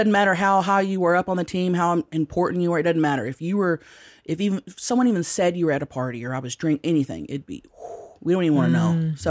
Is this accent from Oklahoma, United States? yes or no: yes; Thackerville, Oklahoma, United States; moved away; I grew up around Tammys. Like, I grew up in Thackerville, Oklahoma.